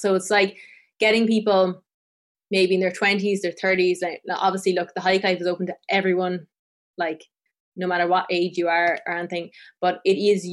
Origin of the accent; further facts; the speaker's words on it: Tipperary, Munster, Ireland; I grew up in Tipperary, which is the south of Ireland, and I grew up on the foot of this mountain called Sheevan Mon